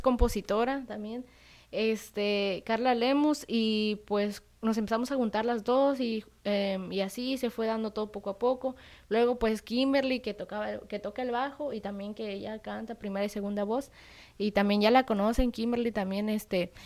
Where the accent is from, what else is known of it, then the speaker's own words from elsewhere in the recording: La Trinitaria, Chiapas, Mexico; soy chapaneca de la Trinitaria